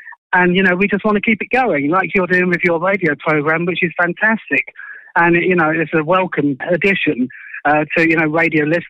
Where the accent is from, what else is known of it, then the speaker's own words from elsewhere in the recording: Luton, East of England, United Kingdom; moved away as an adult; now in Thursford, United Kingdom; But I come from Bedfordshire. I come from Luton in Bedfordshire.